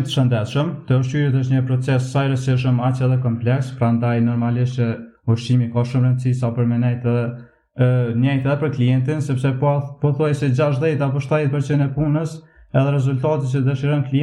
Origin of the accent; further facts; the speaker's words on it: Drenas, Kosovo; Unë jam 20 vjeqar, jam nga Drenasi, Komuna Prishtines